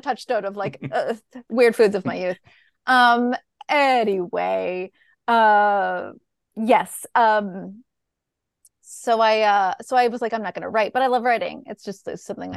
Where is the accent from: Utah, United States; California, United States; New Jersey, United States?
California, United States; Bolinas; I grew up in Bolinas